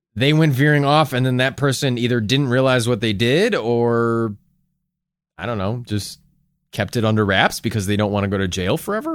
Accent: United States; as an American

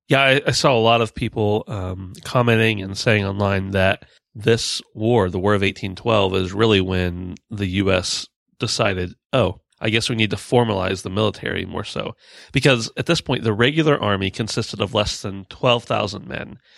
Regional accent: United States; we're American

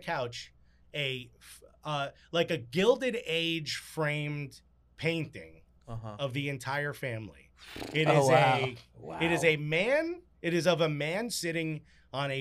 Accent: Newark, New Jersey, United States; first language Spanish; English is a second language; I grew up in Newark where it's like a lot of Jamaicans

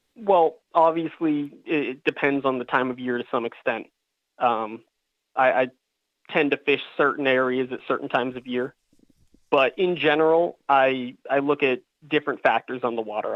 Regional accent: Falmouth, Massachusetts, United States; moved away as an adult; also born or lived in Virginia; I'm a lifelong Cape Cod resident. I grew up in Falmouth

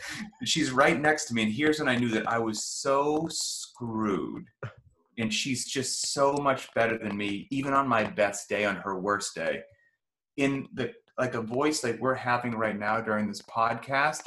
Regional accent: United States; my home country of the uh-huh. United States of America

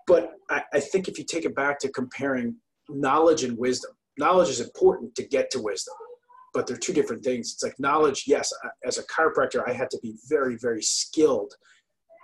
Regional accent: New Jersey, United States; I grew up in New Jersey

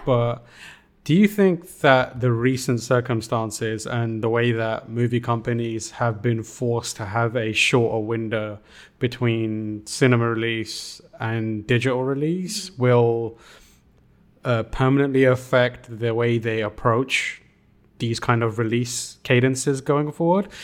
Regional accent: United Kingdom; as a British person

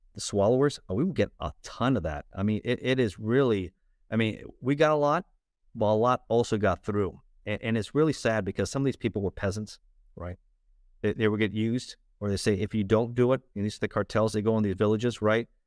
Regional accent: Miami, Florida, United States; also born or lived in Los Angeles, California; I was born in Los Angeles, in, in California, uh, but raised in South Florida, in, uh, Miami

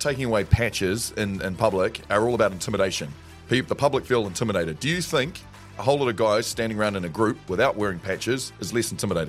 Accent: Gisborne, New Zealand; I know growing up in Gisborne, I remember playing rugby against gang members' children

